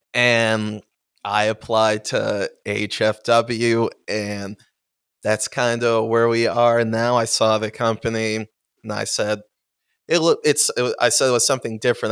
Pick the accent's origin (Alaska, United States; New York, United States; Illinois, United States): New York, United States; Amherst; I am from Buffalo, sp- specifically Amherst